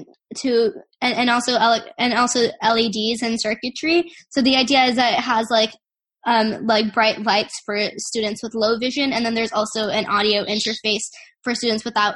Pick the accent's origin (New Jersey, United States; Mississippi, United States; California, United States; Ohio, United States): California, United States; Silicon Valley; growing up in Silicon Valley